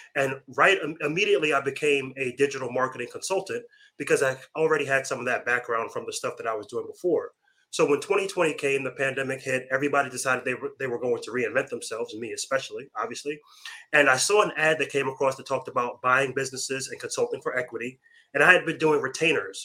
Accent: Long Island, New York, United States; moved away; Originally from Long Island, New York.

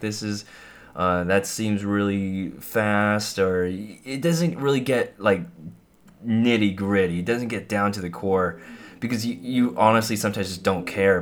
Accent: near Monterey Bay, California, United States; There's a lot of artists in my hometown that's close to Monterey Bay

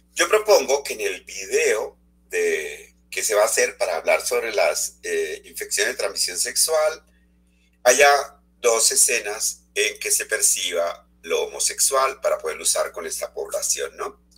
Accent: Colombia; moved away as an adult; also born or lived in Europe; Hace dos años estoy retornado a Colombia

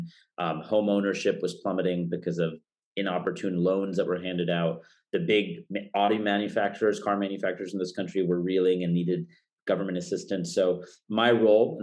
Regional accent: Fremont, California, United States; also born or lived in Washington, D.C.; I grew up here in the Bay Area in Fremont, went to the illustrious Mission San Jose High School

